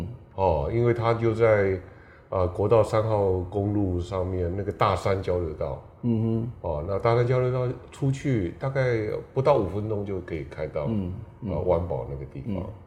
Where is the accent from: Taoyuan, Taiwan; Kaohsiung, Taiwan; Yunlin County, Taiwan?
Yunlin County, Taiwan; 我云林人，